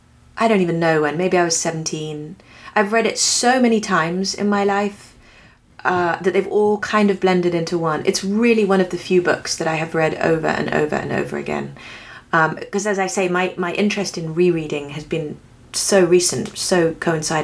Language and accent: English; England, United Kingdom; moved away as an adult; now in United States; I have ended up being an English woman living in America and have now spent, you know, 17 years here, so I'm not quite even with it yet, because I came when I was 26